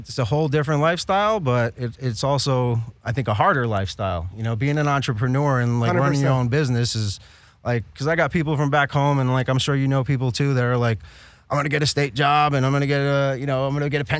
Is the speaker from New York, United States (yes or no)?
yes; New York City, New York, United States; moved away as an adult; now in California, United States; I'm from the Bronx originally